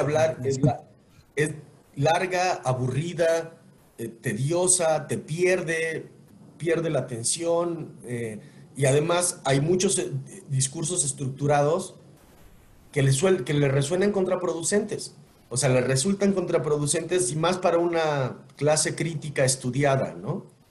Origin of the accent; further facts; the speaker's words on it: Mexico; Y como presidente es un trabajo que le otorgamos a una persona como mexicanos para que haga lo que promete